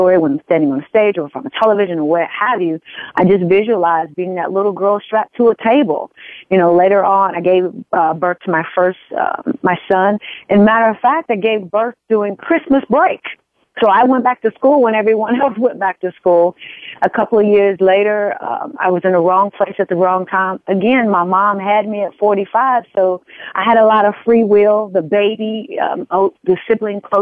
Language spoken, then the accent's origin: English; Wilson, Arkansas, United States; moved away as an adult; I'm originally from a little small town called Wilson, Arkansas, population of about 1,000